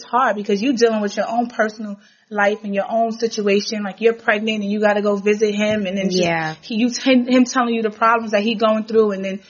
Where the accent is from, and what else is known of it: New York City, New York, United States; born or raised there